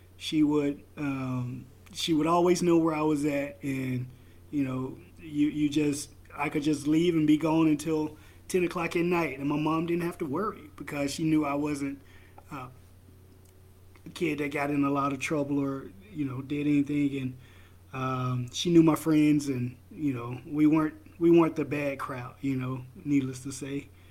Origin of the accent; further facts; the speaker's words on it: the South, United States; now in Idaho, United States; I'm from the South.